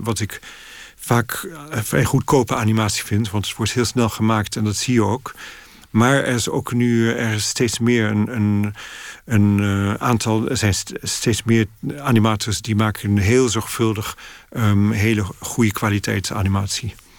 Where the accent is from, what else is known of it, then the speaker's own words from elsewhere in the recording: Netherlands; moved away as an adult; now in London, United Kingdom; Dus ik groeide in een heel Nederlandse sfeer. We spraken Frans en Nederlands thuis